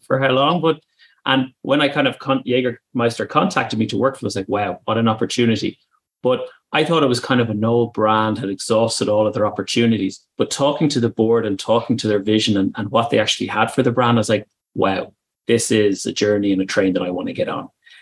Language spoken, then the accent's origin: English; Ireland; accent: Irish; moved away as an adult; also born or lived in Germany; now in United Kingdom; as you can tell from my accent, I'm Irish. And I moved over from Ireland to Germany back in 2014.